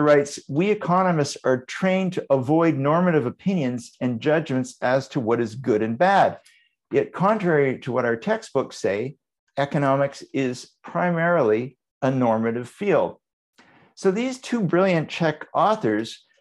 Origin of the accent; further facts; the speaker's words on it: Vancouver, British Columbia, Canada; my hometown, Vancouver.